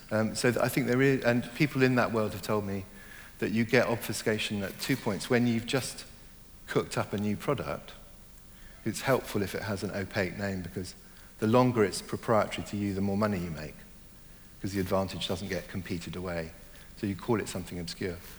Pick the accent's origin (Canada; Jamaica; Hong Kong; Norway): Hong Kong; also born or lived in Germany / Ireland (ancestry); now in London, United Kingdom; I was born in Germany, I grew up mainly in Hong Kong